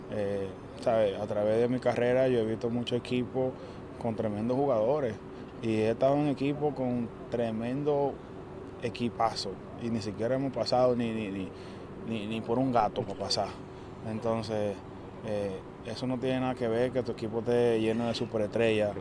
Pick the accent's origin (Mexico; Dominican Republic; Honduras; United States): Dominican Republic; como dominicano